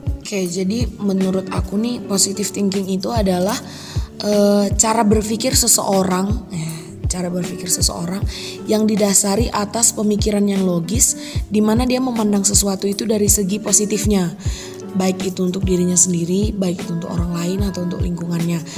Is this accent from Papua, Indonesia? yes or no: no; Medan, Karo, North Sumatra, Indonesia; asal aku dari Medan dan, eh, tepatnya di Tanah Karo.